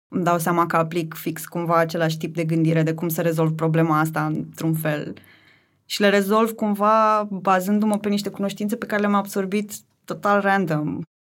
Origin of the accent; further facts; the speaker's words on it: Tulcea, Tulcea County, Romania; moved away as an adult; now in Bucharest, Romania; în principiu sunt din Tulcea, pentru că acolo mi-am petrecut o mare parte din copilărie, adolescență, cam până să ajung la facultate